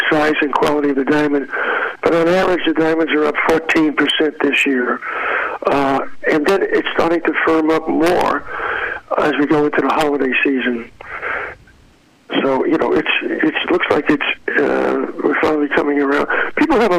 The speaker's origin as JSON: {"language": "English", "town": "New York City", "region": "New York", "country": "United States", "tie": "born or raised there", "moved": "yes", "lives_now": "San Diego, United States", "said": "I grew up in Brooklyn, New York"}